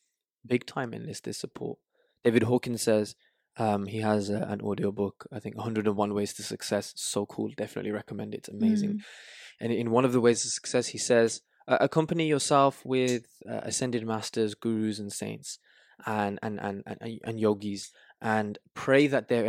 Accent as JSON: {"language": "English", "town": "Tangier", "region": "Tanger-Tetouan-Al Hoceima", "country": "Morocco", "said": "Oh, wow. That's where I'm from. That's where my mom's from."}